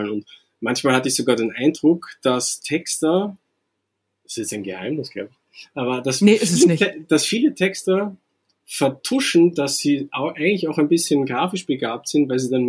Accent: Austria; also born or lived in Vienna; now in Hamburg, Germany; Ich komme nicht ganz aus Wien, so ein bisschen, also sagen wir mal, kleineren Stadt als Wien, aber es ist nicht weit weg von Wien.

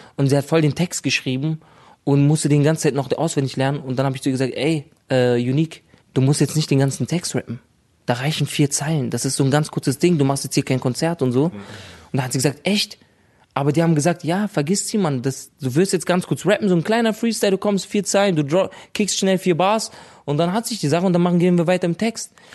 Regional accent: Berlin, Germany; also born or lived in Lebanon; schon immer haben wir in Berlin gelebt

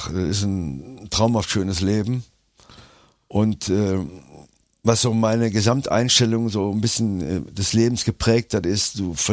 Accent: Cologne, North Rhine-Westphalia, Germany; born there; Ja, ich bin ja in Köln geboren, meine Kinder leben in Köln.

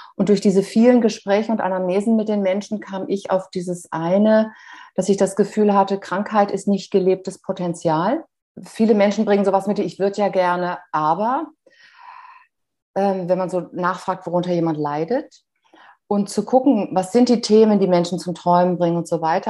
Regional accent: Bad Kreuznach, Rhineland-Palatinate, Germany; wieder in Bad Kreuz nach meiner Geburtsstadt, gelandet

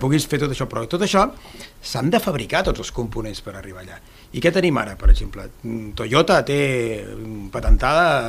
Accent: Altafulla, Catalonia, Spain; com l'Edu jo sóc d'Altafulla

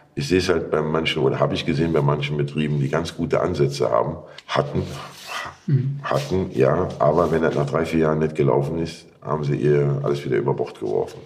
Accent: Rhineland-Palatinate, Germany; bei uns, ich spreche von der Mosel

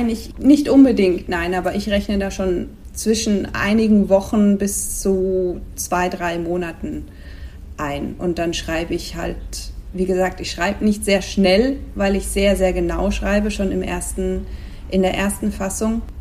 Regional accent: Switzerland; now in Spain; seit noch ein paar Jahren mehr lebe ich in Spanien, wohin ich gezogen bin aus der Schweiz. wie man vielleicht manchmal am Akzent hören kann.

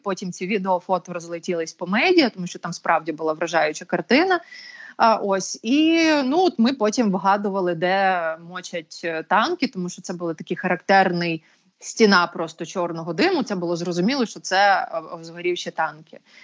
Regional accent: Bucha, Kyiv Oblast, Ukraine; це ж моє рідне місто, чому я звідси маю їхати

